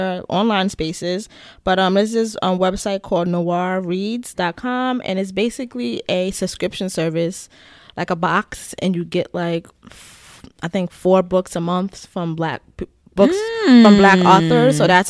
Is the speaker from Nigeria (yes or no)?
yes; Nigeria; I'm a Nigerian writer.